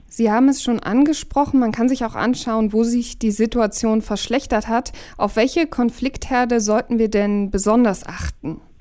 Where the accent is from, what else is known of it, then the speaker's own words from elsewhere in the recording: Germany; bei uns in Deutschland